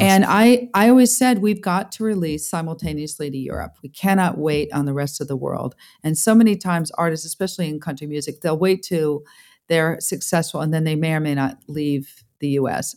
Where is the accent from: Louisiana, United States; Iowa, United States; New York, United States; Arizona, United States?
New York, United States; Hudson Valley; moved away as an adult; also born or lived in Manhattan, New York / France; now in Nashville, United States; I grew up in a little town, upstate Middle Huts, Hudson Val-, Valley, just a little bit north of Manhattan